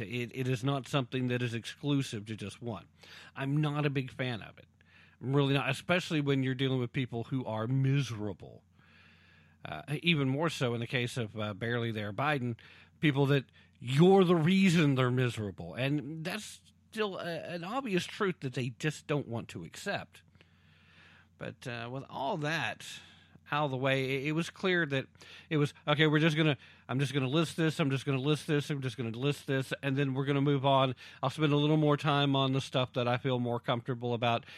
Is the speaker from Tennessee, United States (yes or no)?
yes; Roane County, Tennessee, United States; first language English; I claim, uh, citizenhood in the entire county 'cause I have different, uh, relationships with every single city in the county